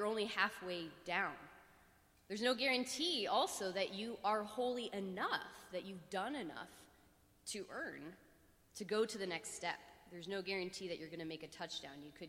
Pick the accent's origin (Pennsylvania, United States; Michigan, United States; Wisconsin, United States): Pennsylvania, United States; Pittsburgh; I'm from Pittsburgh